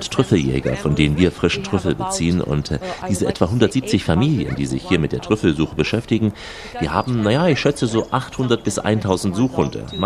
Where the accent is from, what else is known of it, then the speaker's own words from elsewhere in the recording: Istria County, Croatia; Bei uns in Istrien war das nie so üblich, nur mit Hunden.